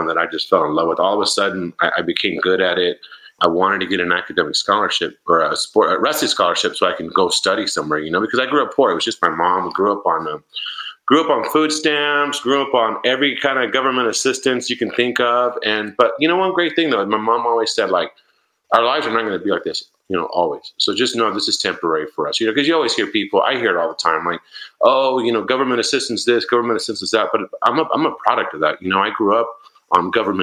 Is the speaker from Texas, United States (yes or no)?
no; Yuma, Arizona, United States; moved away as an adult; also born or lived in San Jose, California; I grew up in Yuma, Arizona